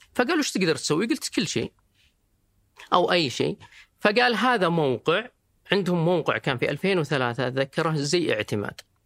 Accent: Riyadh, Riyadh Province, Saudi Arabia; also born or lived in Dubai; انا طبعا من مواليد الرياض

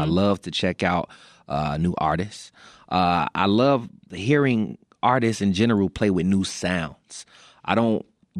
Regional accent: Chicago, Illinois, United States; I'm from the West Side

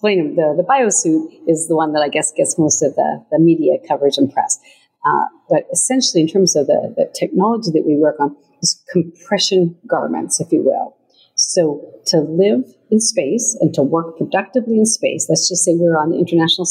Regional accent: Montana, United States; moved away as an adult; I was a young lady growing up in Montana

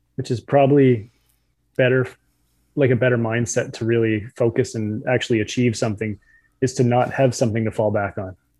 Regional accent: New Brunswick, Canada; I'm from New Brunswick

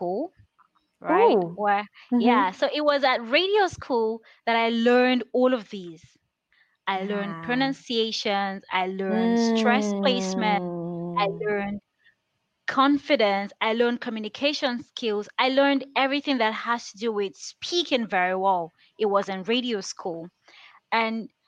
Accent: Nigeria; English is a second language; I grew up in the village

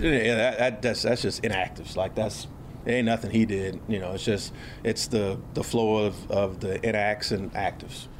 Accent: Houston, Texas, United States; I'm from Houston

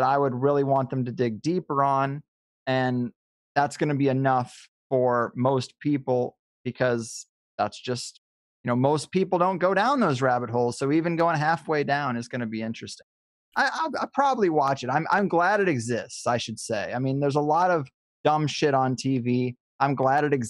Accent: Missouri, United States; now in California, United States; I grew up in Missouri. I made the pilgrimage to California. I'm very happy and fortunate to live here

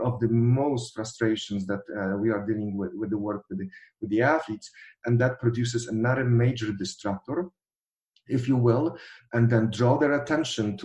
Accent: Poland; moved away; I'm coming from Polish background

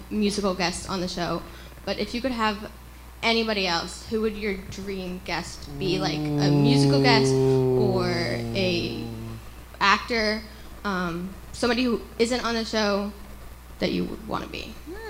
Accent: Boston, Massachusetts, United States; I'm from Boston.

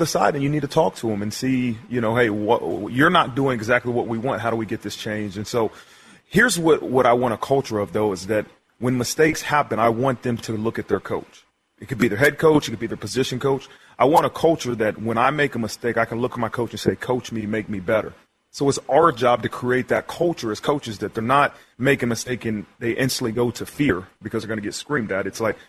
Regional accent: Ohio, United States; Yeah, I was from Ohio. My father's from Columbus, Ohio. Grew up, all I did was watch Ohio State.

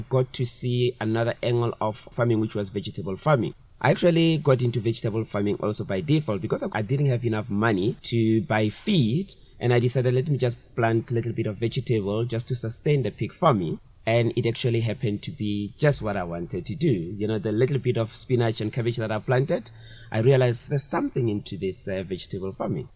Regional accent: Brits, North West, South Africa; I grew up in Brits

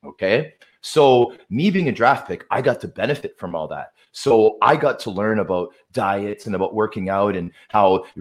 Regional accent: Toronto, Ontario, Canada; also born or lived in Vancouver, British Columbia; being a kid from Toronto, as you know, having an NHL team in your hometown

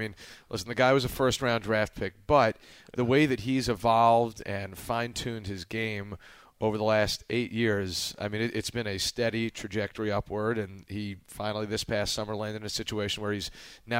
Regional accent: Philadelphia, Pennsylvania, United States; I was born in Philadelphia

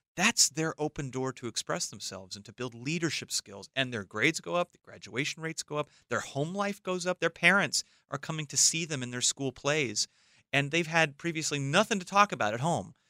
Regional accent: Los Angeles, California, United States; I grew up in Los Angeles

